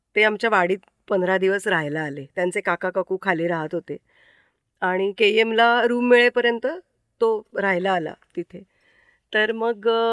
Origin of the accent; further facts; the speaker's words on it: Mumbai, Maharashtra, India; moved away as an adult; now in Shendurni, India; माझं माहेर दादरचं भवानी शंकर रोड वरचं गोखलेवाडीतलं ते वीस दारं असलेलं एक कुटुंब अशी ती चाळ होती